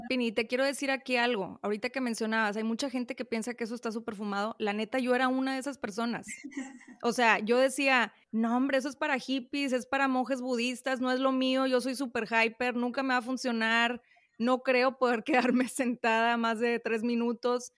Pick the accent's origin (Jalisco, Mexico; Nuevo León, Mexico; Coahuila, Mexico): Nuevo León, Mexico; Monterrey; Aquí en Monterrey, yo soy de Monterrey